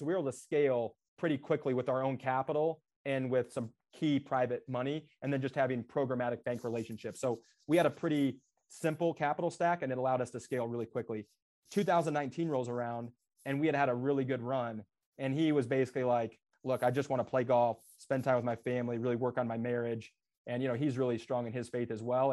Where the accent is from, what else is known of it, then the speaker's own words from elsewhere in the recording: Des Moines, Iowa, United States; I grew up in Des Moines, Iowa, so very blue collar, Midwest.